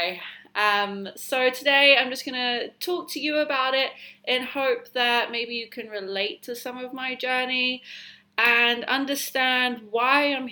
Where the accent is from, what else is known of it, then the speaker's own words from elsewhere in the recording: Bovingdon, East of England, United Kingdom; moved away as an adult; now in Vancouver, Canada; I am originally from London, England. I mean, I say London, England, but it's like Hertfordshire. I'm gonna say Hemel Hempstead if you know it. That's from around where I'm from, a little village called Bovingdon.